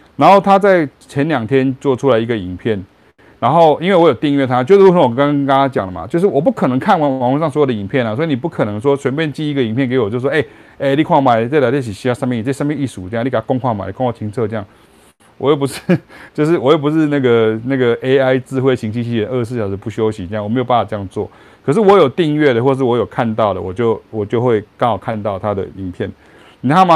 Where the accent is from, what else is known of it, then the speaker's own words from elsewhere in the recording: Chiayi, Taiwan; moved away; also born or lived in Taichung, Taiwan; 我是嘉义人，然后我后来搬到台中，我爸搬到台中，我就搬到台中